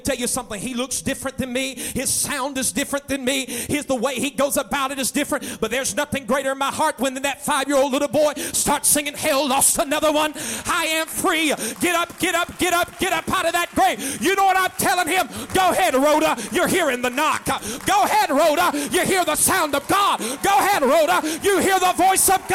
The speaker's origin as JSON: {"language": "English", "country": "United States", "tie": "born or raised there", "said": "I grew up just on Lees Mill Road, not far from here"}